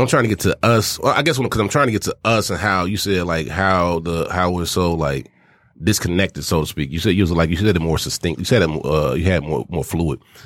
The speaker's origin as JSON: {"language": "English", "region": "Arkansas", "country": "United States", "said": "I'm from Arkansas"}